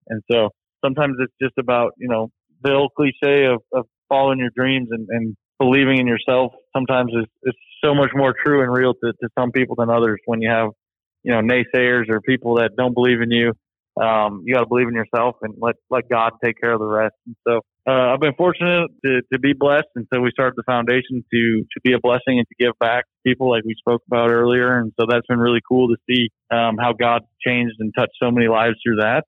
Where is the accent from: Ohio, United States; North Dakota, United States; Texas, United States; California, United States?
North Dakota, United States; growing up in North Dakota, you learn all about values and hard work